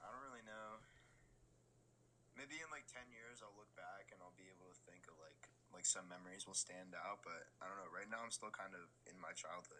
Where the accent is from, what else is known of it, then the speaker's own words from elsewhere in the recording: Madison, United States; also born or lived in Bridgewater; I've lived in Madison since, I think, kindergarten. I grew up in Bridgewater, or at least I went to preschool in Bridgewater, but then we moved here and I came here for kindergarten